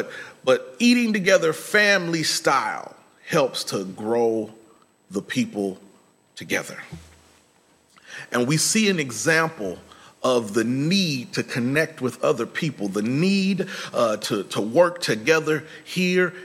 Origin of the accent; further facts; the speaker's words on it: Midwest, United States; I'm from the Midwest